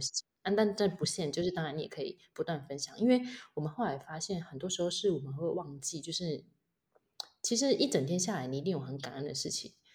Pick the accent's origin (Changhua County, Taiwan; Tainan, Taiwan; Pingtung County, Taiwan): Changhua County, Taiwan; moved away as an adult; also born or lived in Hualien; now in Taitung, Taiwan; 我是彰化人